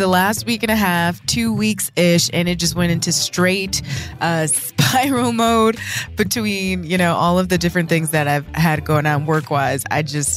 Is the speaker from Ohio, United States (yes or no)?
yes; Toledo, Ohio, United States; I was born in Toledo, in Toledo, Ohio